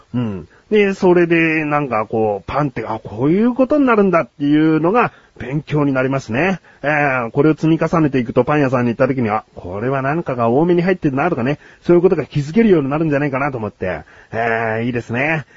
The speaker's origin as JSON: {"language": "Japanese", "town": "Yokohama", "region": "Kanagawa", "country": "Japan", "tie": "born or raised there", "said": "自分はもう生まれも育ちも横浜市でして"}